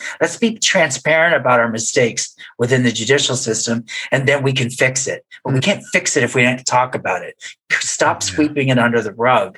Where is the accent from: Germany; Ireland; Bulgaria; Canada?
Canada; moved away as an adult; now in United States; I grew up in Canada